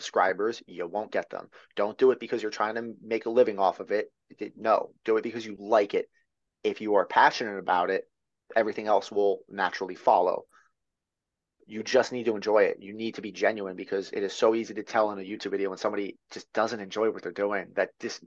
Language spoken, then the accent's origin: English; near Long Beach Island, New Jersey, United States; now in North Carolina, United States; I grew up near Long Beach Island